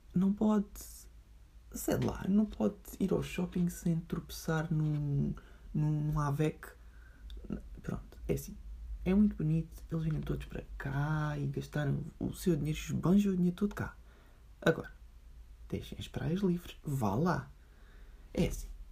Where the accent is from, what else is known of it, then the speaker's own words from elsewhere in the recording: Portugal; da minha terrinha